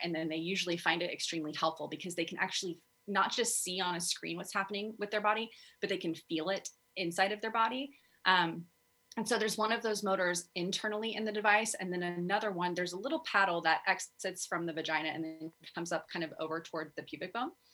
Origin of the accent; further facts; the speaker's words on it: Texas, United States; I grew up in Texas